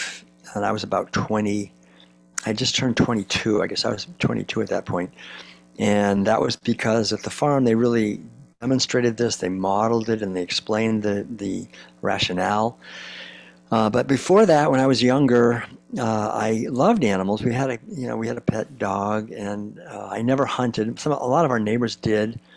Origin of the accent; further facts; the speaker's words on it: Concord, Massachusetts, United States; I grew up in Concord, Massachusetts back in the 1950s